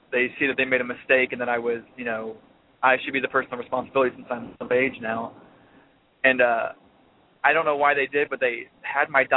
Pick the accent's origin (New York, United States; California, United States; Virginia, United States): Virginia, United States; moved away as an adult; also born or lived in Louisiana; now in Florida, United States; I moved back to Virginia, actually. Got a job working game day operations for one of the hockey teams, the hockey team in our hometown, my hometown.